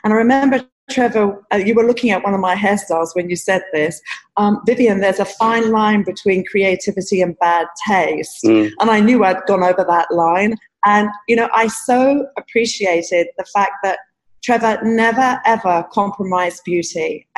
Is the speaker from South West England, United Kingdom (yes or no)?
no; London, United Kingdom; I'm just so thankful that I grew up in London under your guidance